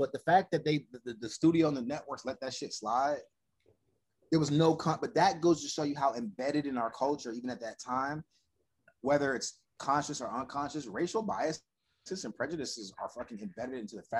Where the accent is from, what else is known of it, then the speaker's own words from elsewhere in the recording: Orlando, Florida, United States; moved away as an adult; now in Los Angeles, United States; Born and raised. I didn't move to LA until 19. No. I moved after I graduated high school, like a week. So I was 17 or 18 when I left Orlando